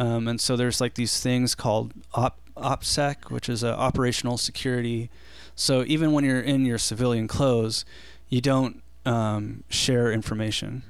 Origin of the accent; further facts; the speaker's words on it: Big Bear, California, United States; I grew up in Big Bear